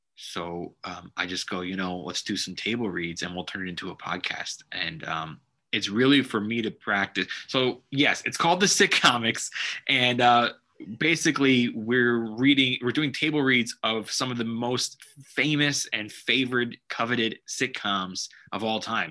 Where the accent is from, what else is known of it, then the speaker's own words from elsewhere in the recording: Los Angeles, California, United States; I've never showcased in Los Angeles. My home town